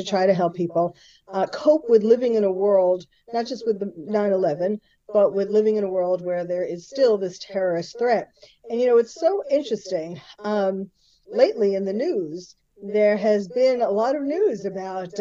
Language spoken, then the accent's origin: English; New York City, New York, United States; now in Beverly Hills, United States; I was born and bred in New York City